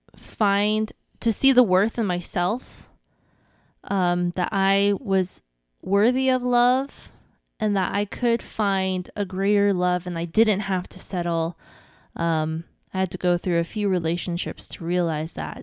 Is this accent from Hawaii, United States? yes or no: yes; Hawaii, United States; I'm from Hawaii